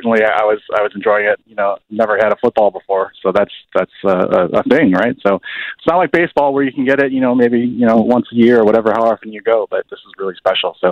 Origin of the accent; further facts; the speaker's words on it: Chicago, Illinois, United States; I'm born and raised in Chicago on the north side, went to Lane Tech High School